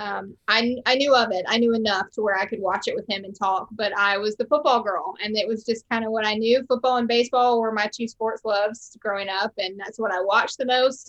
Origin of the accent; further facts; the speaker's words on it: Charlotte, North Carolina, United States; accent: Southern; I grew up right outside of Charlotte